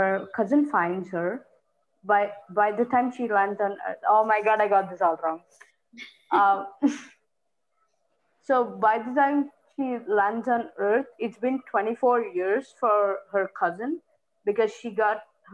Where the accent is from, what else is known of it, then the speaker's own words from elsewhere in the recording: India; I'm 18, and I'm from India.